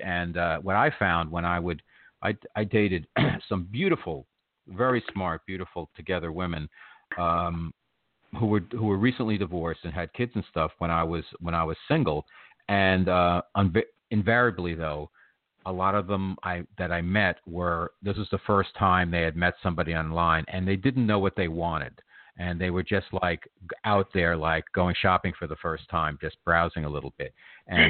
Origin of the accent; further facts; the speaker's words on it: New Jersey, United States; now in New York City, United States; I grew up in New Jersey, and I live in New York City now